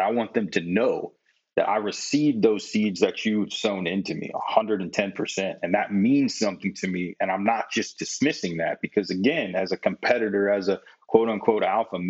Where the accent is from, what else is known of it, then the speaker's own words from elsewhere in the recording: Midwest, United States; growing up in the Midwest, it was always competition.